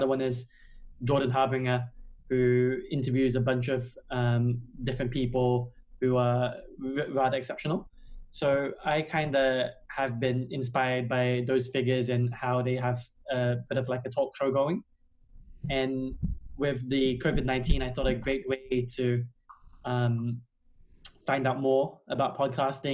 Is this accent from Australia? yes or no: yes; Australia; moved away as an adult; now in London, United Kingdom; originally I'm from Australia, but I've been here for